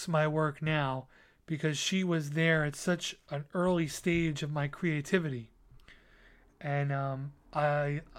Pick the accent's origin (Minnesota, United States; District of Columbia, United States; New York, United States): New York, United States; New York City; I had my first art show on Staten Island in my hometown, right in my neighborhood